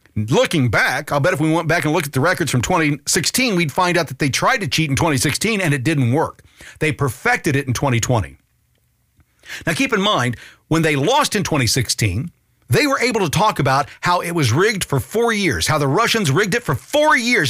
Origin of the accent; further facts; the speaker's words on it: United States; I'm an American citizen